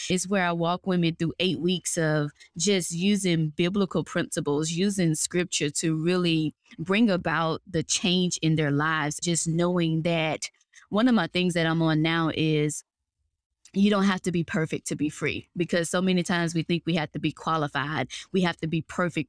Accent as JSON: {"language": "English", "region": "Mississippi Delta", "country": "United States", "tie": "born or raised there", "moved": "yes", "lives_now": "North Atlanta, United States", "said": "I'm originally from Mississippi, good old country girl. Grew up in the Mississippi Delta"}